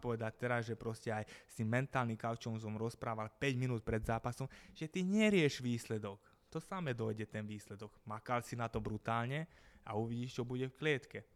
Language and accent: Slovak; Gabčíkovo, Trnava Region, Slovakia; Ja som z Gabčíkova